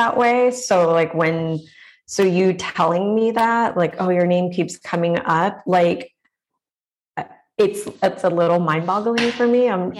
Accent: Los Angeles, California, United States; accent: Valley; I grew up in the San Fernando Valley

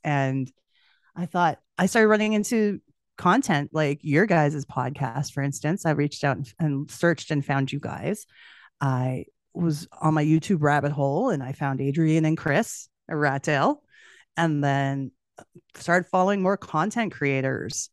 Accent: Edmonton, Alberta, Canada; I'm from Edmonton, which is Western Canada.

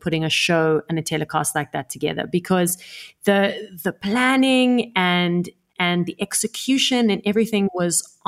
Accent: South Africa; also born or lived in Italy; I was born in South Africa

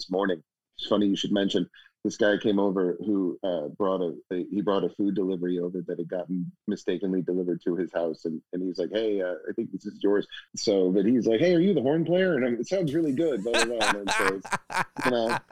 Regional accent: Houston, Texas, United States; I was also lucky growing up in Houston

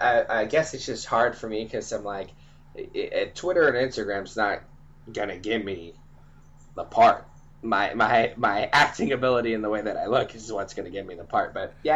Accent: Parker, Arizona, United States; moved away as an adult; now in Seattle, United States; growing up in Arizona

